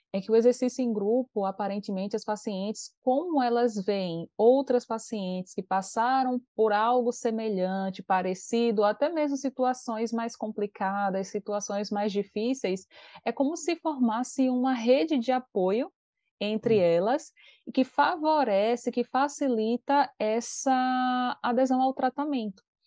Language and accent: Portuguese; Aracaju, Sergipe, Brazil; a gente mora numa cidade, então a gente é de Aracaju